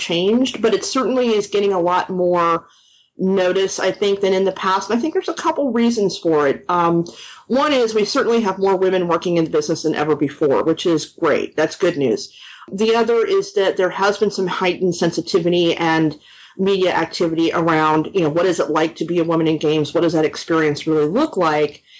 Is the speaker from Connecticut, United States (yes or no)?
no; Los Angeles, California, United States; moved away as an adult; now in Austin, United States; I'm actually originally from Los Angeles